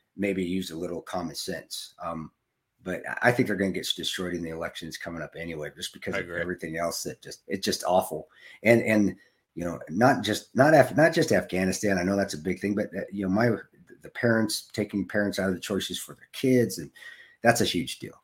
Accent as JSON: {"language": "English", "country": "United States", "said": "as an American"}